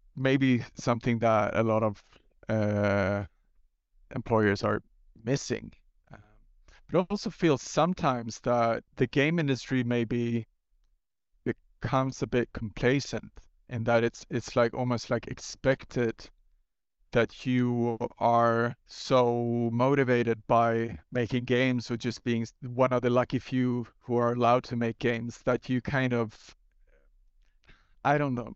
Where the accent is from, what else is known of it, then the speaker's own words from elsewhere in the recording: Gothenburg, Västra Götaland, Sweden; start a, uh, new coffee stain studio in Gothenburg, my hometown